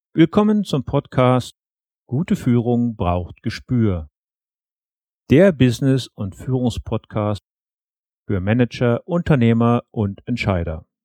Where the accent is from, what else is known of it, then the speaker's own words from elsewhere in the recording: Lower Saxony, Germany; bei uns in Niedersachsen